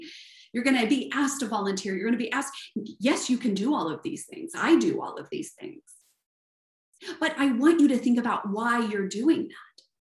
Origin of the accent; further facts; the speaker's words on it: the South, United States; accent: Southern; It's either my Southern accent or my high-pitched accent, right?